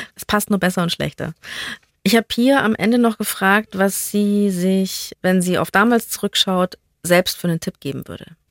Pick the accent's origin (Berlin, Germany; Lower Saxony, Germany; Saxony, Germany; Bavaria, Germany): Bavaria, Germany; als Bayer